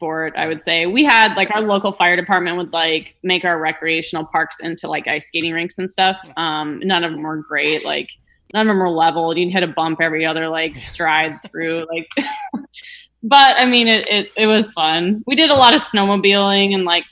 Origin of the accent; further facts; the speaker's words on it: Minnesota, United States; moved away as an adult; now in Florida, United States; growing up, kind of knew that I didn't want to stay in Minnesota